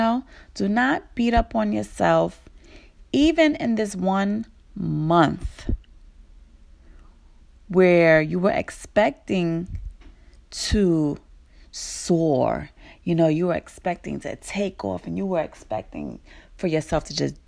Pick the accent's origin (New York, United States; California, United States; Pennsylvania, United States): New York, United States; New York City; I was born and raised in Brooklyn